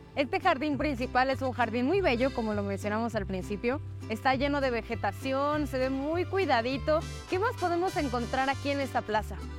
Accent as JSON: {"language": "Spanish", "country": "Mexico", "said": "uno de los pueblos mágicos más famosos que tiene nuestro país"}